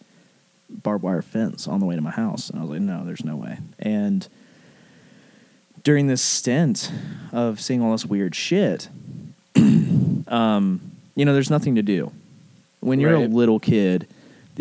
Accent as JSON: {"language": "English", "area": "Arab", "region": "Alabama", "country": "United States", "tie": "born or raised there", "also_born_or_lived": "Chelsea, Alabama", "said": "I was born in Arab."}